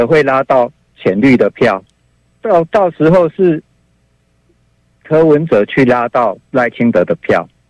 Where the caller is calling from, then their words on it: Chiayi, Taiwan; 我嘉义